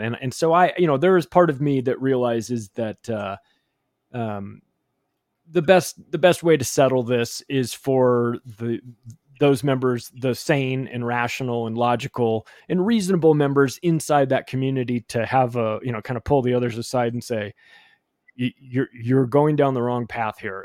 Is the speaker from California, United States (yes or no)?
yes; Palm Springs, California, United States; I grew up in Palm Springs, California